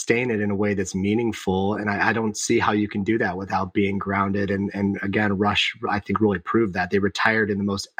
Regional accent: Ohio, United States; I grew up in suburbia in Ohio, Midwest of the United States

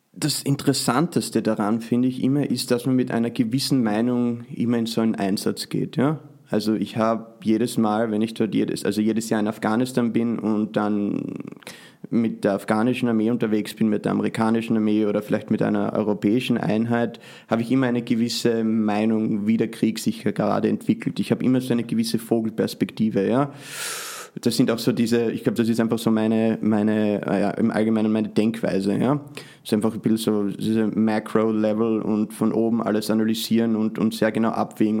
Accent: Austria; now in United States; trotzdem bin ich äh, natürlich Österreicher

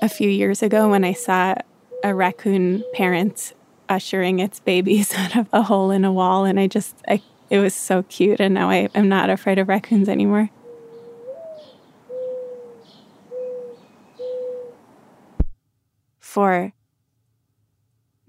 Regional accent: New York, United States; as a New Yorker

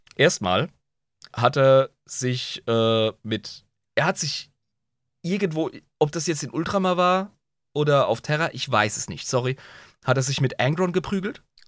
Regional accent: Southern Germany, Germany; wie man bei uns im Süden sagt

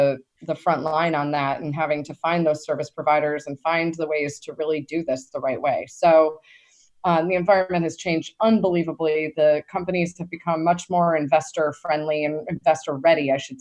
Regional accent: East Coast, United States; we came from the East Coast

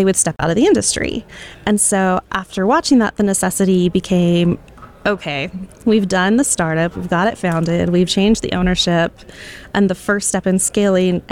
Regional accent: Boise, Idaho, United States; So I grew up in Boise, Idaho, is where I was born

